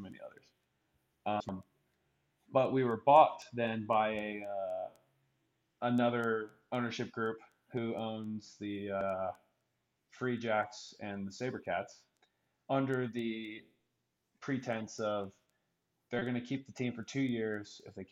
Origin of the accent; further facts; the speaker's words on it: Austin, Texas, United States; moved away as an adult; also born or lived in Atlanta, Georgia / Marietta, Georgia; now in Dallas, United States; being from Austin